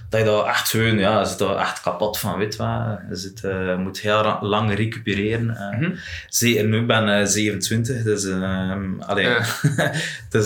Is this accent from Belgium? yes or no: yes; West Flanders, Belgium; Als West-Vlaming